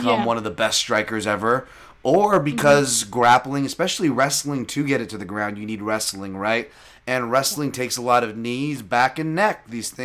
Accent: United States; I'm American too.

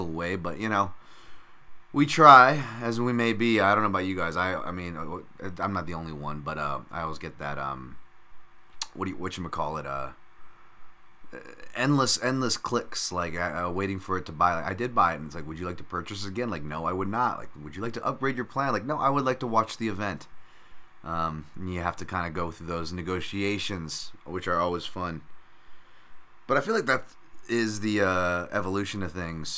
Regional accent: United States; I'm already American

